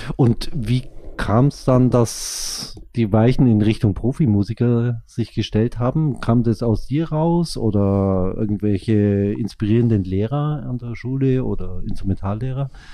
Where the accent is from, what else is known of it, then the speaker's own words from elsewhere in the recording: Kempten, Bavaria, Germany; accent: Allgäuer; du kommst ja auch aus Kempten, genauso wie ich